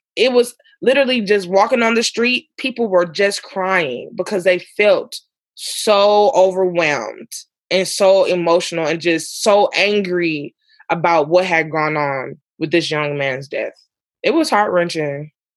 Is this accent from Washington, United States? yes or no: no; Ferguson, Missouri, United States; growing up in Ferguson, because I was younger